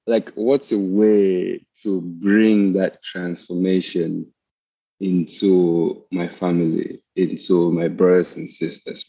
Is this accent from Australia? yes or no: no; Cameroon; moved away as an adult; now in United States; I grew up in Cameroon, which is like in West Africa, and then I came here to the US